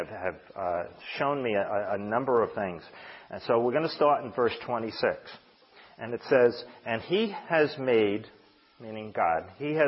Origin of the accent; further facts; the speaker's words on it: United States; I was born here in America